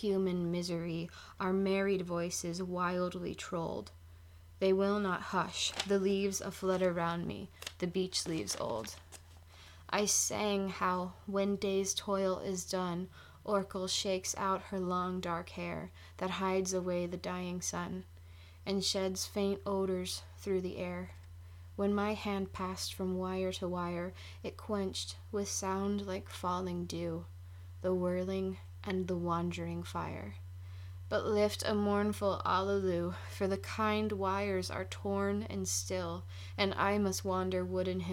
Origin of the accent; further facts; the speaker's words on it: Ireland; I'm Irish